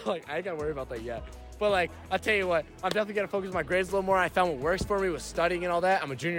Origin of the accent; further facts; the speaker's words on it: New Hampshire, United States; I'm from New Hampshire.